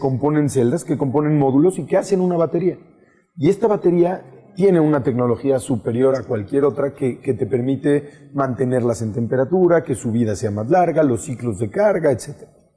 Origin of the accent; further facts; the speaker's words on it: Mexico; como mexicanos, y, y cuando digo mexicanos es toda esta oficina